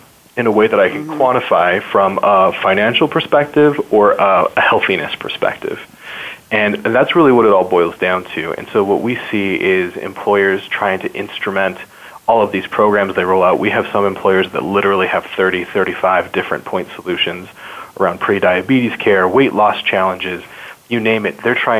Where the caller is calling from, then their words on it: Salt Lake City, Utah, United States; I'm calling from Salt Lake City, Utah today.